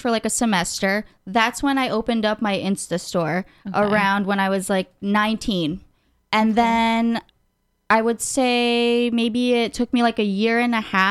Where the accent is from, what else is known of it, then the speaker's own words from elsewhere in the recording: North Macedonia; now in United States; I'm an immigrant. Yeah. I was born in Macedonia.